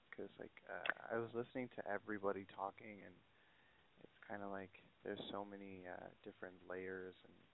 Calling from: California, United States; I'm from the Inland Empire, uh, and I'm 23, gonna be 24 in August.

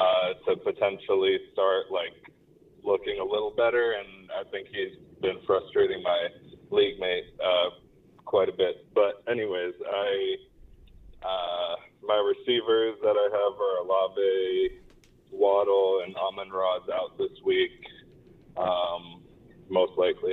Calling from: Maryland, United States; Calling from Maryland.

